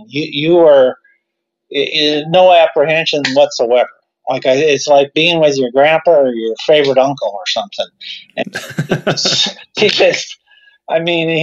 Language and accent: English; Lakeview, Iowa, United States; also born or lived in Des Moines, Iowa; I grew up in Lakeview, Iowa, which is a small town northwest Iowa